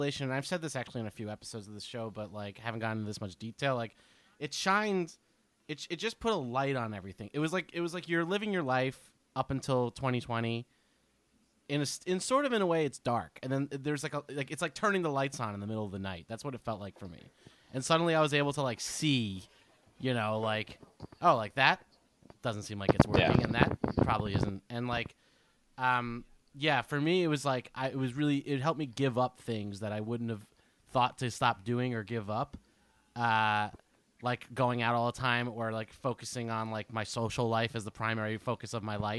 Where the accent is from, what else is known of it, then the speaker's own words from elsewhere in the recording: Keyport, New Jersey, United States; I was alone for 3 months in an apartment in Keyport, New Jersey.